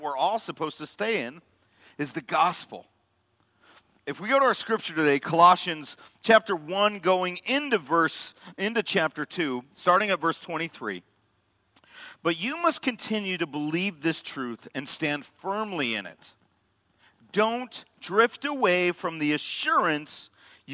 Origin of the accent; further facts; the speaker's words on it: Chicago, Illinois, United States; moved away as an adult; also born or lived in Madison, Wisconsin; I grew up in the South Suburbs, South Side Pride